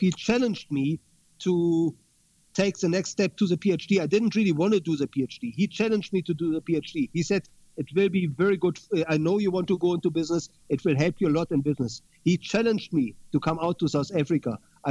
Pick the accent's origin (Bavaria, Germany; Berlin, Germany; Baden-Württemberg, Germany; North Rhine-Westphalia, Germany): Berlin, Germany; my hometown of Berlin.